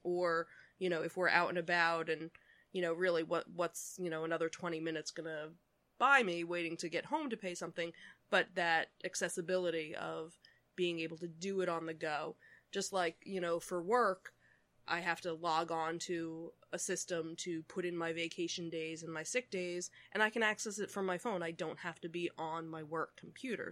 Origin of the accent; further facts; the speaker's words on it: Philadelphia, Pennsylvania, United States; we are from the Philadelphia region